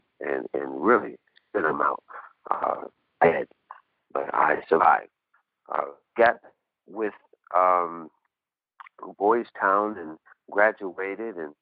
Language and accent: English; Cleveland, Ohio, United States; also born or lived in Humboldt, Tennessee; I was born in Humboldt, Tennessee. I was with my mom, a matriarchal family. We moved to Cleveland, Ohio, early in my life.